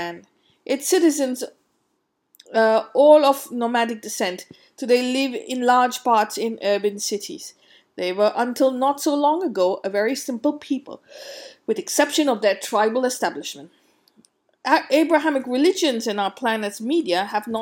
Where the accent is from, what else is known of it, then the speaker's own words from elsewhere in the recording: India; growing up in India